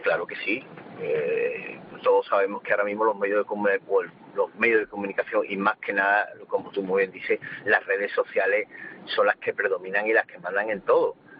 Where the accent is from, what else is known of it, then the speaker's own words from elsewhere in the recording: Seville, Andalusia, Spain; yo soy sevillano